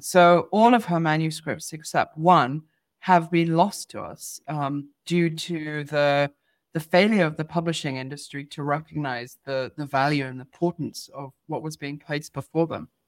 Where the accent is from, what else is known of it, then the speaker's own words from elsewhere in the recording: Eswatini; being part of this white community growing up in Swaziland